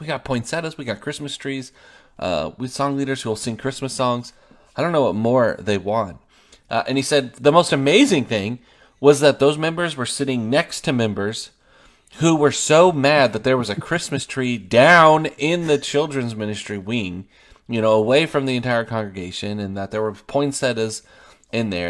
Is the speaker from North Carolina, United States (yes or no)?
no; Oregon, United States; moved away as an adult; also born or lived in Kansas; now in Longview, Texas, United States; I'm from Oregon, and then we lived in Kansas the last seven years.